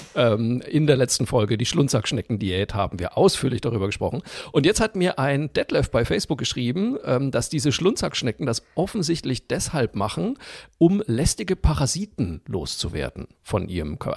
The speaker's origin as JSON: {"language": "German", "town": "Zeil am Main", "region": "Bavaria", "country": "Germany", "tie": "born or raised there", "also_born_or_lived": "Cologne", "moved": "yes", "said": "Ich komme ja aus Franken, aus dem mhm. schönen Örtchen Zeiler Main, Fachwerk Frohsinn Frankenwein. Und ähm, bei uns im Ort gab es früher, als ich aufgewachsen bin, noch eine Zuckerfabrik."}